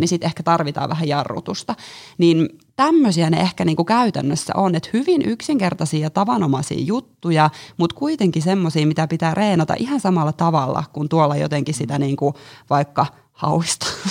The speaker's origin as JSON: {"language": "Finnish", "town": "Jyväskylä", "region": "Central Finland", "country": "Finland", "moved": "as an adult", "lives_now": "Helsinki, Finland", "said": "mä oon Jyväskylästä lähtöisin niin sanotusti ja tullut tänne Helsinkiin nyt sitten tuossa viime vuoden loppupuolella"}